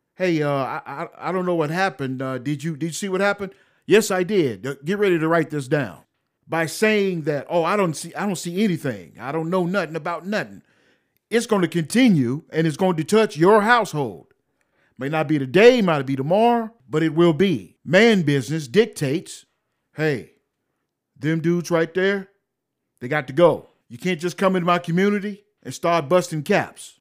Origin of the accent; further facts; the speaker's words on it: United States; I'm an American